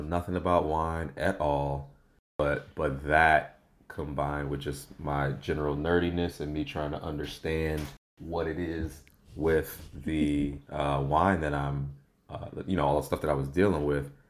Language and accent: English; St. Louis, Missouri, United States; now in Los Angeles, United States; I'm from St. Louis, Missouri, born and raised